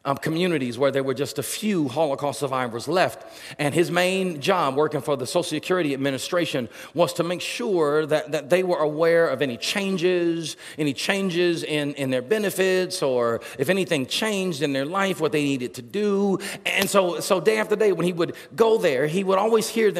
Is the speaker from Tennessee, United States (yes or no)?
no; Atlanta, Georgia, United States; moved away; I grew up in Atlanta, and I know it's a little bit different here